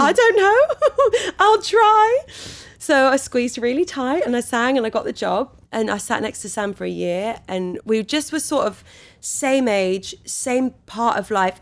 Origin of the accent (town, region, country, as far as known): Wales, United Kingdom; born or raised there